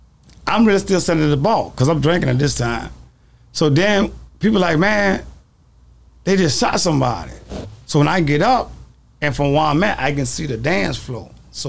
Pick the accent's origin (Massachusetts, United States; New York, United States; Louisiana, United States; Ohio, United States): Louisiana, United States; New Orleans; we're from New Orleans